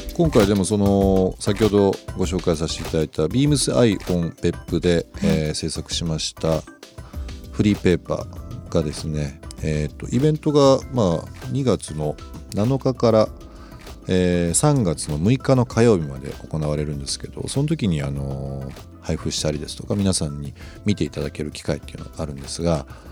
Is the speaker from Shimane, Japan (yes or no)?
yes; Izumo, Shimane, Japan; moved away; also born or lived in Tokyo; 僕も田舎出身だから